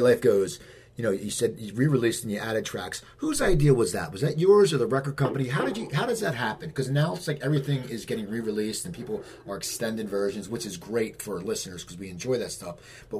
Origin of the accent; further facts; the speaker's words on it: New Jersey, United States; growing up in South Jersey